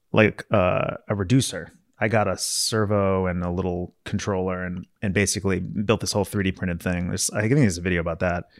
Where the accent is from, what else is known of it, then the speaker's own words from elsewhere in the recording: Maryland, United States; growing up in Maryland